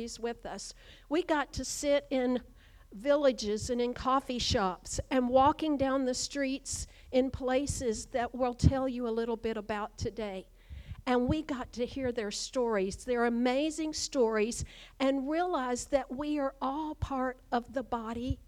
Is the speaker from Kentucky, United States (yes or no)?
yes; Kentucky, United States; moved away; growing up in Kentucky, just a few miles from right here